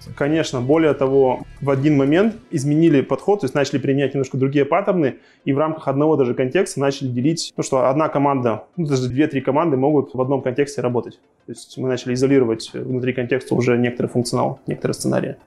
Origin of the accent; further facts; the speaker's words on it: Khanty-Mansiysk, Khanty-Mansi Autonomous Okrug, Russia; Я, собственно, сам из Ханты-Мансийска, и вся наша команда и компания находится в Ханты-Мансийске